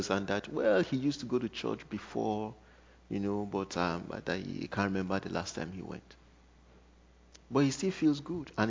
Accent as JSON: {"language": "English", "town": "Cookeville", "region": "Tennessee", "country": "United States", "said": "I come from Cookeville, so my time is always Cookeville time."}